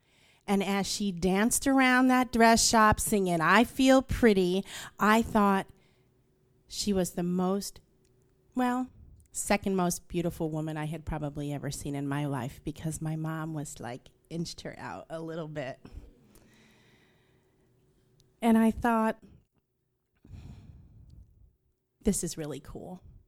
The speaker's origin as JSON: {"language": "English", "town": "Queens", "region": "New York", "country": "United States", "tie": "born or raised there", "said": "And where I grew up in Queens, my family lived on the street that separated the white neighborhood from the black and Hispanic neighborhood, but we lived on the white side of the street."}